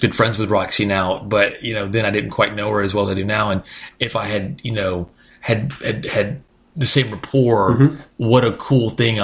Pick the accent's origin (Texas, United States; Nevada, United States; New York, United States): Texas, United States; my limited Spanish growing up in Texas